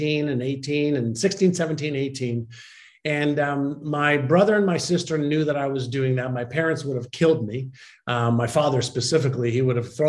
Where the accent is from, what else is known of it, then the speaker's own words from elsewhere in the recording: Montreal, Quebec, Canada; first language Hebrew; English is a second language; also born or lived in Israel; I had moved from Israel, where I was born, to Montreal